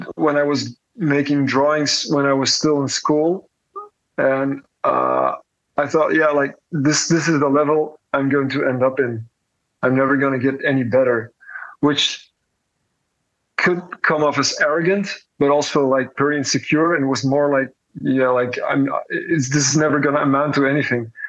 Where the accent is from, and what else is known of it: Belgium; born or raised there; now in Antwerp, Belgium